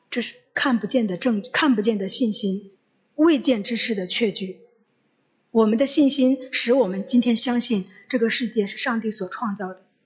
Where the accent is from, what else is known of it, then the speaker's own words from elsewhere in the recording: China; 中秋节对我们中国人来说就是团圆